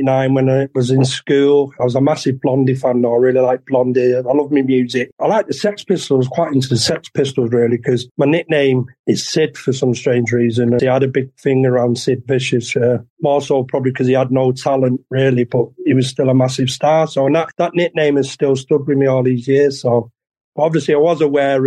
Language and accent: English; Manchester, North West England, United Kingdom; a painting place in Longsight, where I grew up in Manchester